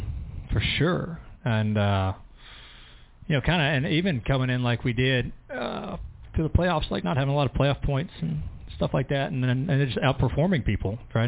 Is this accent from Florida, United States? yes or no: no; High Point, North Carolina, United States; you know, I grew up in High Point, just south of here. I grew up closer to here than I did Charlotte, And so I came here a lot as a kid